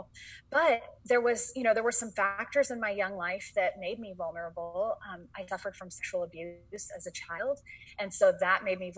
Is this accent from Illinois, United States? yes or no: no; San Francisco, California, United States; moved away; also born or lived in Boston; I grew up in San Francisco